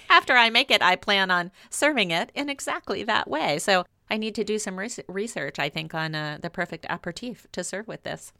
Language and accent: English; Louisiana, United States; growing up in Louisiana